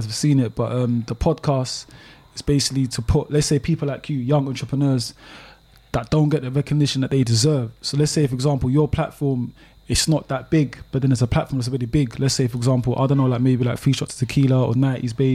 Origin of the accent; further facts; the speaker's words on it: London, United Kingdom; also born or lived in Australia; I'm born and raised in Newham in East London. That's where I'm from.